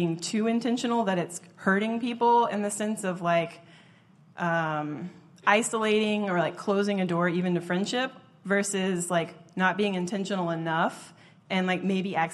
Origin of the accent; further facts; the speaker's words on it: the South, United States; now in West Coast, United States; I'm from the South, where things are a lot more relaxed